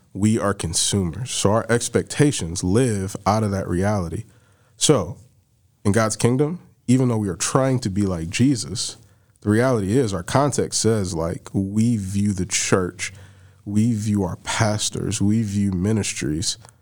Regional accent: Barberton, Ohio, United States; I'm from Barberton.

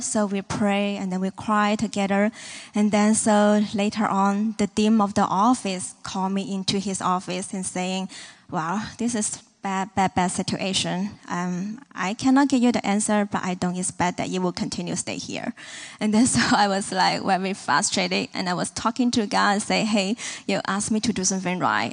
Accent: Hong Kong; moved away as an adult; now in Kansas City, United States; We are from Hong Kong, China, and then, um, this is my fifth year here in Kansas City.

